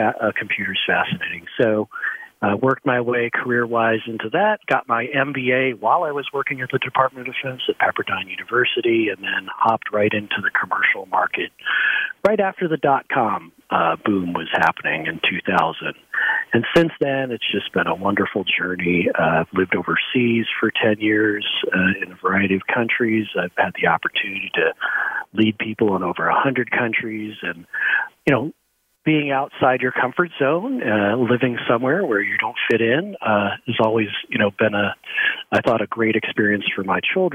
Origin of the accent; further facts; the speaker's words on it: San Diego, California, United States; I grew up in San Diego, California, and lived there for many years